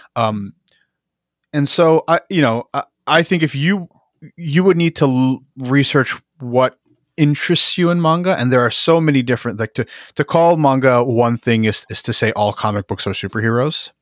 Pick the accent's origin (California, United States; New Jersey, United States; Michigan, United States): New Jersey, United States; Jersey City; I'm from Jersey City, which is, you know, it's a big it's the big city in Jersey that everyone knows